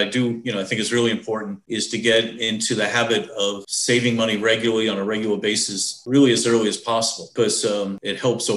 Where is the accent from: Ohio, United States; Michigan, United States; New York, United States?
New York, United States; being a New Yorker